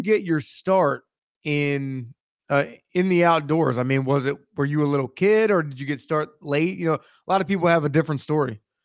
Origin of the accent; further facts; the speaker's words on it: Maryland, United States; also born or lived in central Pennsylvania; now in Pennsylvania, United States; I'm from Maryland, uh, Hunt, uh, I'm, I live in central Pennsylvania